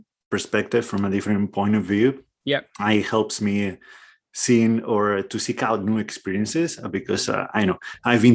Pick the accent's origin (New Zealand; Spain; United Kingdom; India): Spain; northwest Spain; moved away as an adult; also born or lived in Portland, Oregon; I'm from northwest Spain. And that was my little corner of the world for the first 28, 29 years of my life.